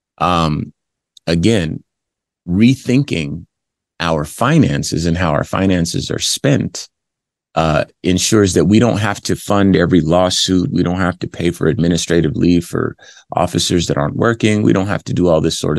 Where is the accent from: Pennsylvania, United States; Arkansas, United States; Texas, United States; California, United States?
California, United States; Compton; I'm from Compton, California. And for those familiar with the LAPD in the 80s when I was growing up